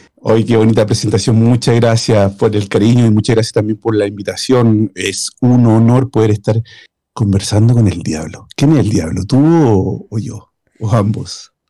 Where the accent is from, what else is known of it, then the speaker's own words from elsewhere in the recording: Chile; now in Sweden; Soy chileno, vivo en Suecia